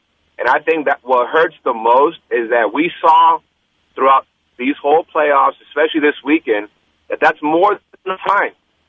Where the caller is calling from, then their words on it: San Jose, California, United States; It's … in San Jose.